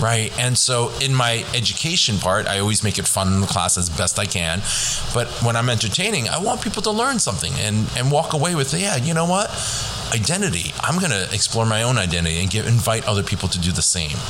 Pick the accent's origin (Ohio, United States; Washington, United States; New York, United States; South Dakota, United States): New York, United States; Eastchester; also born or lived in Hong Kong; I grew up in Eastchester. Actually, I was born in Hong Kong. Came here when I was two